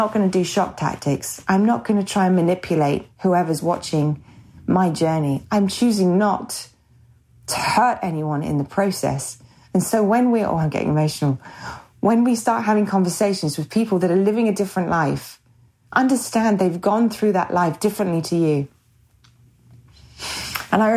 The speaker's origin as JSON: {"language": "English", "region": "England", "country": "United Kingdom", "also_born_or_lived": "America", "moved": "yes", "lives_now": "United States", "said": "being English, living in America, going back over to England"}